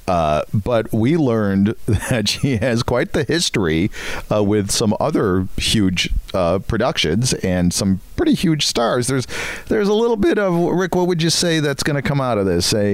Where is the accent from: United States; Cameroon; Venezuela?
United States; Knoxville, Tennessee; I'm from Knoxville, Tennessee.